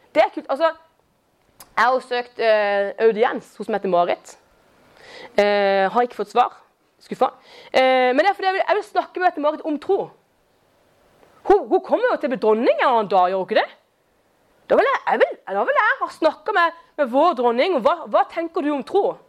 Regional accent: Kristiansand, Agder, Norway; jeg er fra Kristiansand. Eh, og jeg er nærmest Eller jeg vokste opp da, som nærmest nabo til Julius

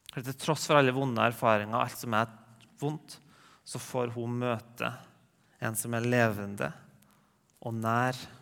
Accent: Rennebu, Trøndelag, Norway; now in Trondheim, Norway; går hjem på Bedehusmøte hjemme i Regnbu

